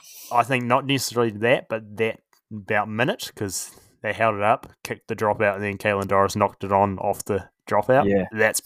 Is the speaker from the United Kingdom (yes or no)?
no; New Zealand; even as a Kiwi